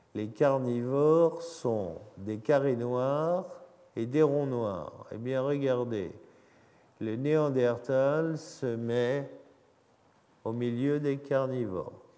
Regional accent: France; Nous avons en France

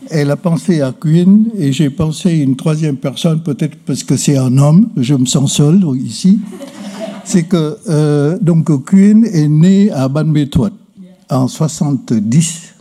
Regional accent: Vietnam; Je suis né à Hongkhe, un district de la province de Tinh. Le chef-lieu de province est à 400 km au sud de Hanoï. De là, en remontant 30 km, on bifurque vers un village. Ma maison se trouve en haut d'une côte.

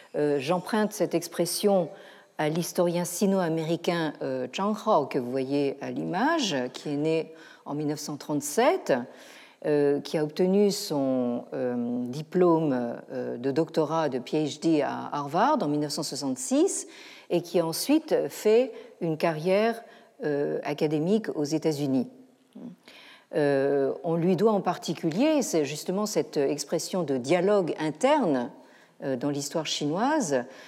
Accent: France; chez nous, en France

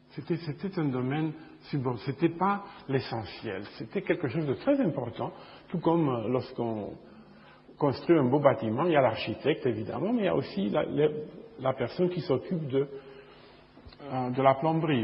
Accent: Bucharest, Romania; now in Chicago, United States; je suis né à Bucarest, en Roumanie, euh, il y a longtemps. Et euh, je vis aux États-Unis

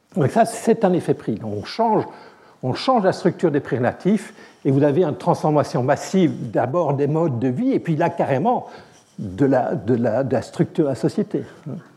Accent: Belgium; je suis belge

